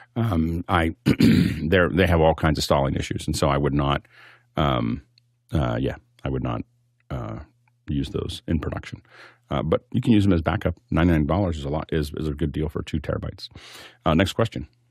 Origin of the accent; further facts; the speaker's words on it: Appalachia, United States; I come from Appalachia.